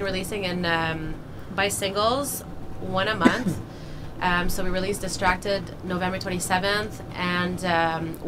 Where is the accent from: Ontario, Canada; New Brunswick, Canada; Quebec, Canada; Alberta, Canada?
Ontario, Canada; Ottawa; Born and raised in Vanier.